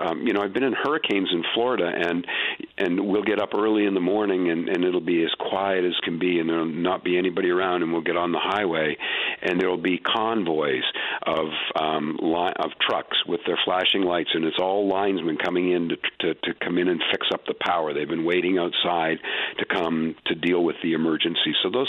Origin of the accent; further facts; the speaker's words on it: Atlantic Canada, Canada; I'm over 60, so I grew up in the 60s and 70s in Atlantic Canada